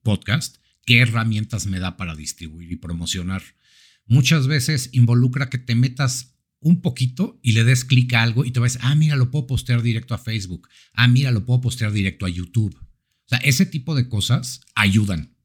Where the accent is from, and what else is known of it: Mexico